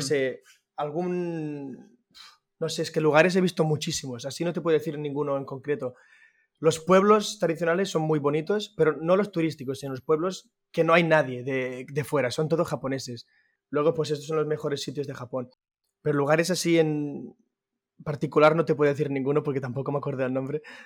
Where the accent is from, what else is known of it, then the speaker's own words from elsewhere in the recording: Manresa, Catalonia, Spain; soy de Manresa, eh, centro de Cataluña.